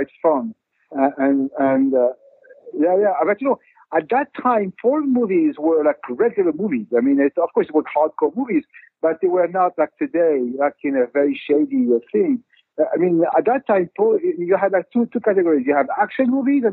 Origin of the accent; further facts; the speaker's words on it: Paris, Île-de-France, France; I grew up in Paris